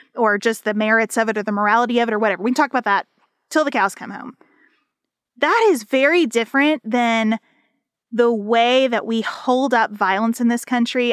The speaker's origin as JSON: {"language": "English", "country": "United States", "said": "as an American citizen"}